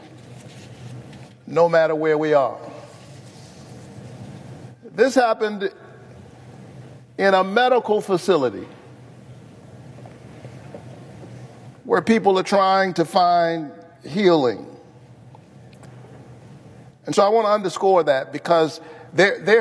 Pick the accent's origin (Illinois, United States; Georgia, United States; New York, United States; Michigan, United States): Georgia, United States; my home state